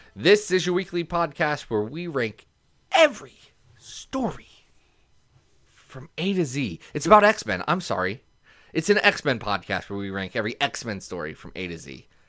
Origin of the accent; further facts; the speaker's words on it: Ohio, United States; I'm just from Ohio